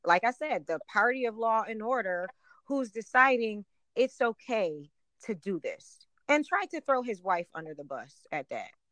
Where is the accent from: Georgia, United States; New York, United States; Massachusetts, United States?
New York, United States; Buffalo; I'm from Buffalo. I'm from Western New York